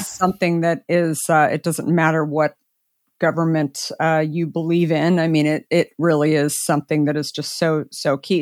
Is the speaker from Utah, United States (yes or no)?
no; Arizona, United States; I grew up in Arizona